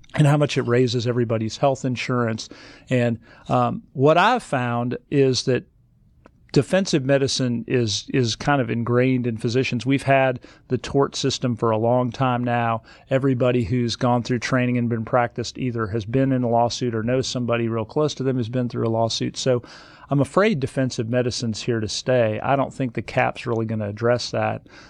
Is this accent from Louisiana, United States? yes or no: no; Nebraska, United States; now in Georgia, United States; I grew up in Nebraska